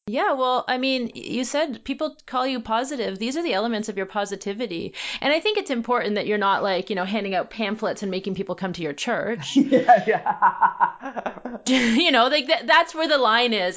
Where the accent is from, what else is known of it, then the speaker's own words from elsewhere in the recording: Canada; as a Canadian